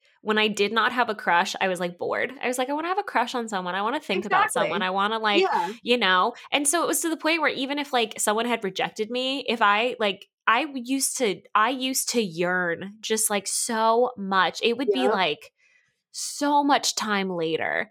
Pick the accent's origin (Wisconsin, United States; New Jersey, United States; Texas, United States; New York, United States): Texas, United States; Dallas-Fort Worth area; I'm from the Dallas-Fort Worth area